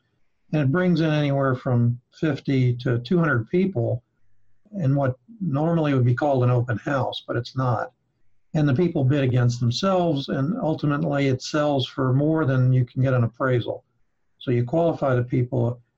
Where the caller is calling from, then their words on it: South Florida, United States; I'm calling in from South Florida.